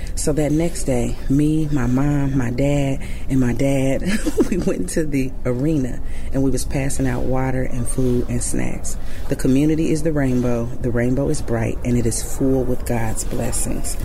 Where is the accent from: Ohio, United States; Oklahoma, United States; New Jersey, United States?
Ohio, United States; Dayton; I'm from Dayton, Ohio